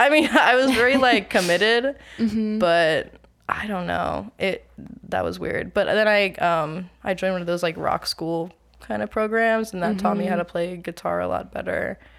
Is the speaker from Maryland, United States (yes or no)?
yes; Maryland, United States; also born or lived in Tennessee / Connecticut; But I was born in Tennessee while my dad was in the army, and then we moved around a little. We lived in Connecticut for like the first few years of my existence, and then I've been in Maryland pretty much the whole time since then.